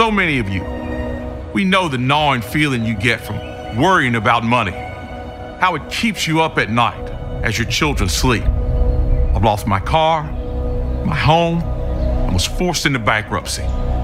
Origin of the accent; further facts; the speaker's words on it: Greensboro, North Carolina, United States; I grew up poor here in Greensboro, the ninth of 10 children